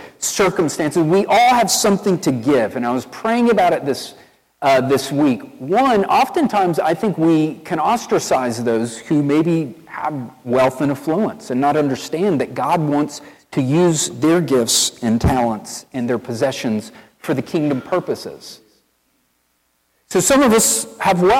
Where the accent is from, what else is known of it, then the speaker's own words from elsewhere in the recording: East Tennessee, United States; accent: country boy; now in Wilmore, United States; I'm from East Tennessee